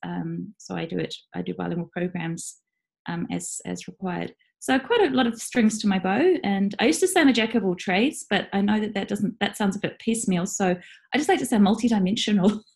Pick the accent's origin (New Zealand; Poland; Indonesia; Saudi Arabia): New Zealand; moved away as an adult; now in Japan; I was in New Zealand working